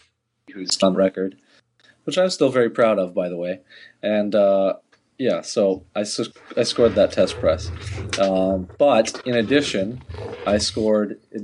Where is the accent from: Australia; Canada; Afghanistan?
Canada; you and I both being Canadian